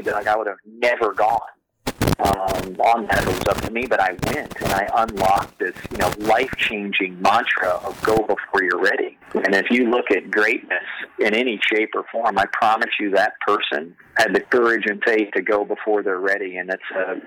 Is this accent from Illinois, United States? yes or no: no; Oklahoma, United States; growing up in Oklahoma